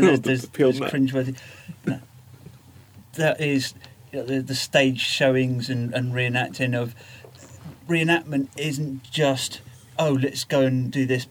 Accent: South West England, United Kingdom; being Cornish. I was in the Celtic faction of my group

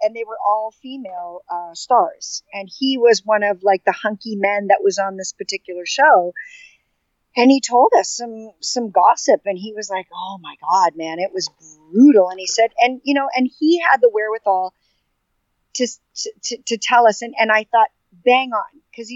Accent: Canada; growing up in Canada, I had all first cousins were all boys

